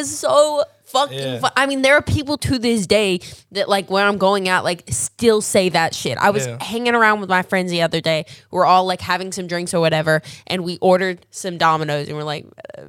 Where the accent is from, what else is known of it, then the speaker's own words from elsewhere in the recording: Australia; I'm Australian.